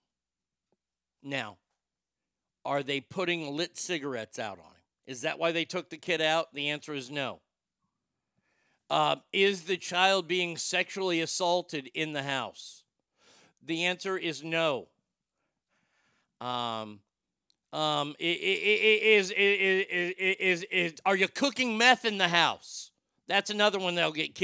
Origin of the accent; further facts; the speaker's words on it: United States; also born or lived in Texas; as an American